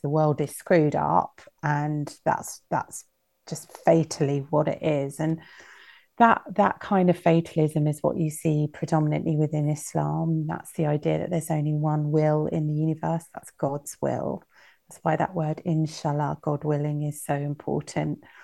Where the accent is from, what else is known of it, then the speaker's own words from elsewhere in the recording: United Kingdom; growing up in Britain